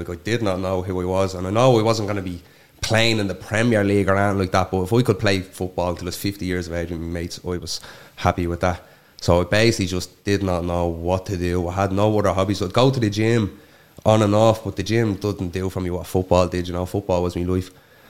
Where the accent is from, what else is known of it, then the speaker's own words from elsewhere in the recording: Coolock, Leinster, Ireland; We had a great childhood. Like, all we done from morning to night was just football. Like, football was my entire life.